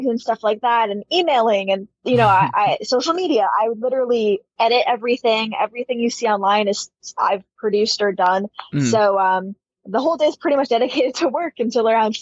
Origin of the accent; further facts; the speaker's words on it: Toronto, Ontario, Canada; being Canadian. Yeah, here in Toronto